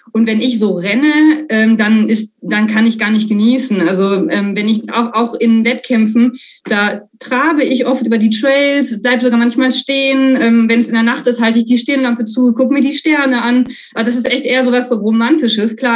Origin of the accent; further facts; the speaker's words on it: North Rhine-Westphalia, Germany; Also ich, ich komme aus dem, aus dem Sauerland ähm, und, und da dachte dann, naja, also wenn ich schon die 800 Kilometer in die Alpen fahre